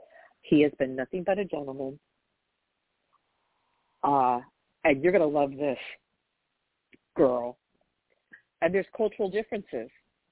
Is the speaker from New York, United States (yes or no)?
yes; New York, United States; I just Googled, I'm from New York, this is confusing me